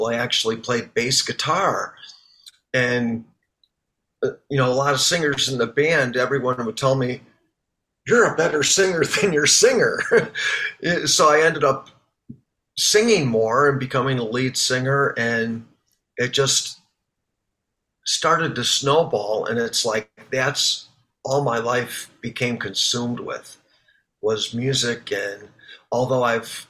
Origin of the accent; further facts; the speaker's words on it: Chicago, Illinois, United States; my hometown cover band, ARA